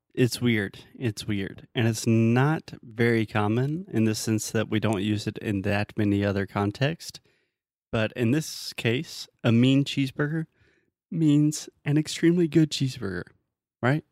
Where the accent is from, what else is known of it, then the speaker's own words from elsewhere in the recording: United States; I'm American.